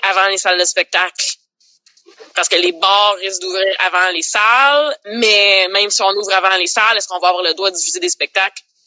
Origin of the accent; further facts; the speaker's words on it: Laval, Quebec, Canada; also born or lived in Montreal; j'ai grandi à Laval, mais je suis née à Montréal